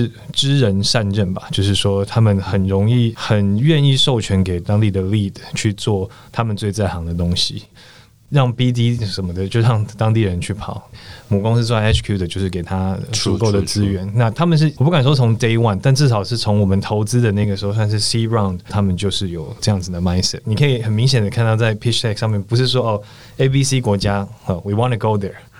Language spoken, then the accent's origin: Chinese; Taiwan; 我是台湾人，我要先把 home market 做起来。